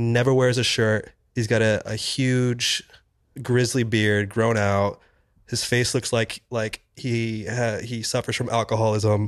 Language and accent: English; Kansas City, Missouri, United States; now in New York, United States; as a young child in, growing up in Kansas City.